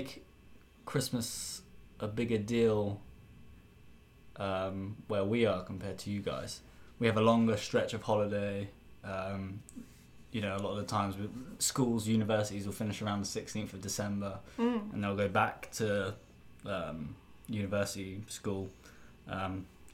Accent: Devon, South West England, United Kingdom; moved away; I'm from Devon in England

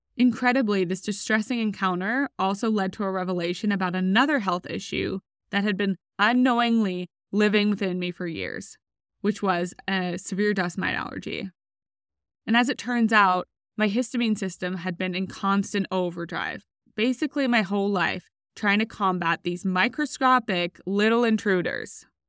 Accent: Australia; moved away as an adult; also born or lived in United States; I was recruited from Australia to row for U S University on a full scholarship

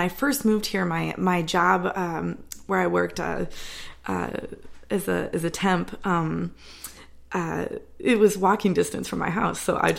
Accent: Hornell, New York, United States; moved away as an adult; also born or lived in Rochester, New York; now in Nashville, United States; So I'm from Hornell, small town, and which is kind of getting close to that Finger Lakes area. My family also spends a lot of time in the Hammondsport area. I've grown up in the Finger Lakes.

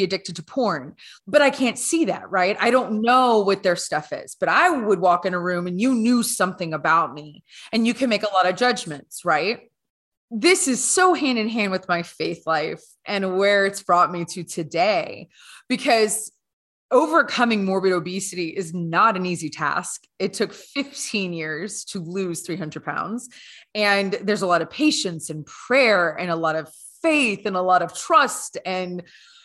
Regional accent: Louisiana, United States; now in Canada; I'm originally from Louisiana.

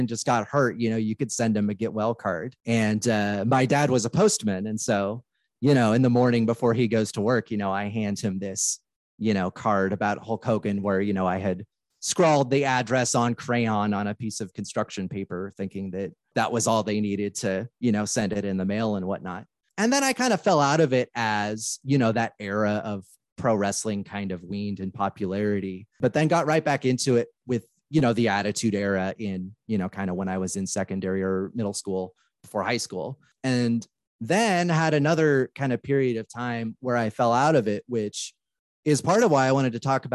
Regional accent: Portland, Oregon, United States; I'm recording this where I was born and raised here in Portland, Oregon.

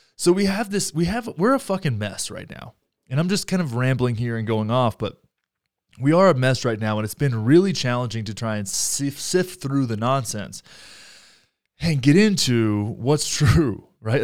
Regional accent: Graham, Texas, United States; now in Denver, United States; my hometown of Graham, Texas

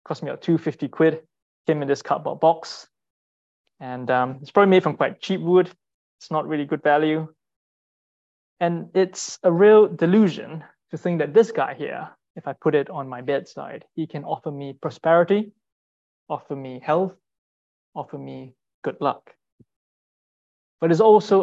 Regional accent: Singapore; moved away; I'm from Singapore, and growing up, idolatry was quite commonplace

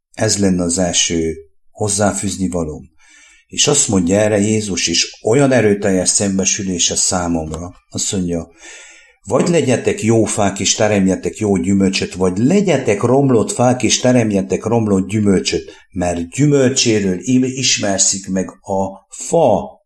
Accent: Székely Land, Romania; now in Hungary

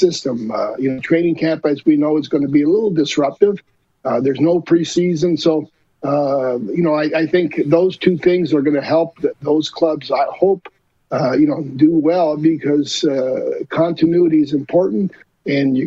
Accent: Montreal, Quebec, Canada; being from Montreal, playing there as a player

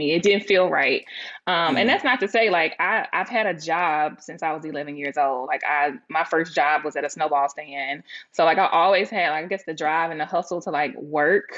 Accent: Laurel, Mississippi, United States; moved away; I'm from Laurel, Mississippi

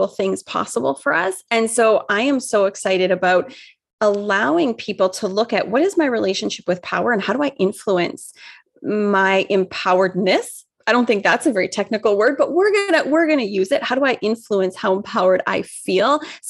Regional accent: Vancouver, British Columbia, Canada; I'm from the West Coast, so I'm obviously this West Coast liberal, right? Like you just know I'm from Vancouver

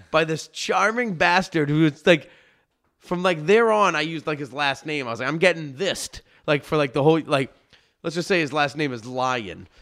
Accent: Massachusetts, United States; I'm from Massachusetts

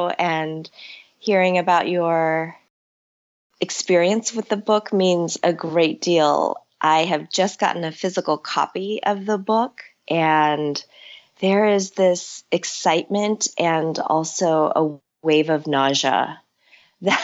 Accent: Chicago, Illinois, United States; also born or lived in Seoul, South Korea; settling in Chicago and growing up as a child of immigrants and a child who didn't know what it meant to be just an American kid in the north side of Chicago

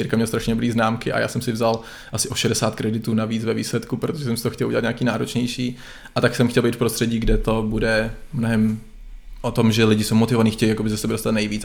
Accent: Czechia; moved away as an adult; also born or lived in Netherlands; jsem hrdý na to, že jsem Čech

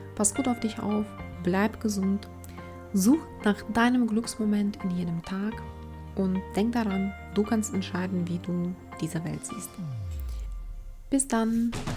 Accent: Ukraine; now in Germany; Ich komme selbst aus der Ukraine

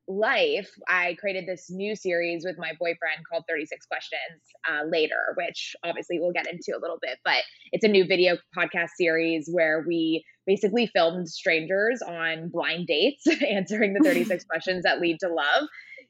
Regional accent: San Diego, California, United States; now in Los Angeles, United States; I am from San Diego, but I currently live in Los Angeles, so very much a Southern California girly.

